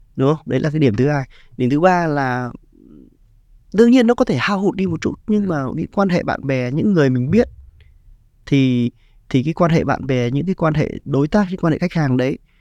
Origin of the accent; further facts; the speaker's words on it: Ha Long, Quang Ninh, Vietnam; mình dân Hạ Long mà